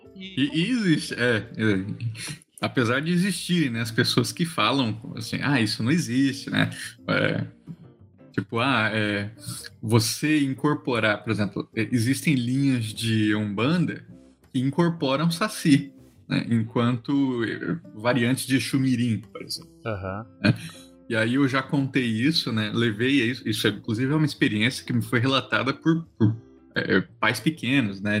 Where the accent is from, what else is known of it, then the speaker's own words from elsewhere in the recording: Mato Grosso do Sul, Brazil; Eu sou sul-mato-grossense, né? Sou lá do centro-oeste